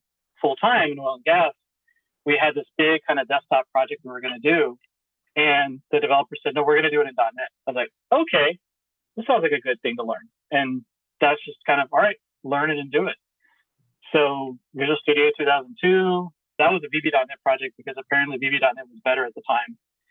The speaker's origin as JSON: {"language": "English", "town": "Houston", "region": "Texas", "country": "United States", "tie": "born or raised there", "said": "I was born in Houston, Texas, went to school in Houston, Texas, working in Houston, Texas, and currently in Houston, Texas."}